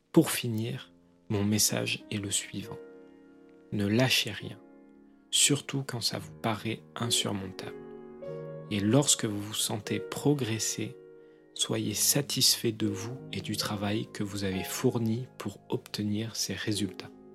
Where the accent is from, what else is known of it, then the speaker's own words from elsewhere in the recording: southwest France, France; je suis originaire du sud-ouest de la France, à moins d'une heure de voiture de l'Espagne